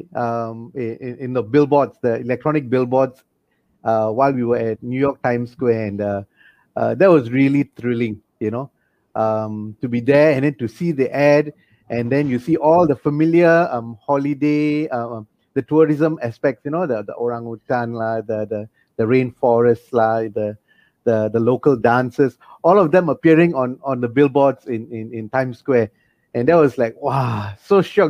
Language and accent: English; Malaysia; We are from Malaysia